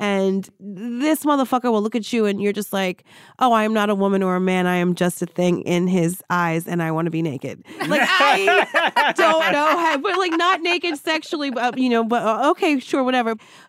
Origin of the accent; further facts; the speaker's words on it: New Jersey, United States; Because I'm from Jersey. I went to the Jersey Shore for the summer.